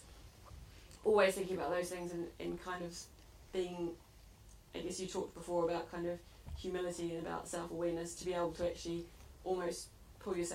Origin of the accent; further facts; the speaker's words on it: New Zealand; now in United Kingdom; growing up in New Zealand, I saw where my food came from